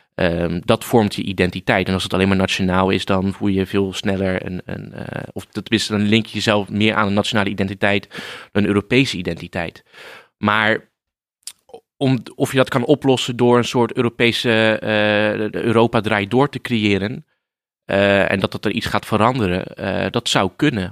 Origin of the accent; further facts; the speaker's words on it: Rotterdam, South Holland, Netherlands; Ik kom uit eh, Rotterdam, dus ik voel me een Rotterdammer